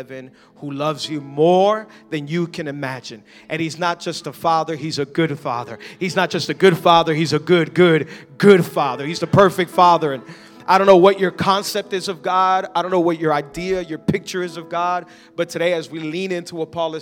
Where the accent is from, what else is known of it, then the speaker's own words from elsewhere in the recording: Miami, Florida, United States; I was born and raised in Miami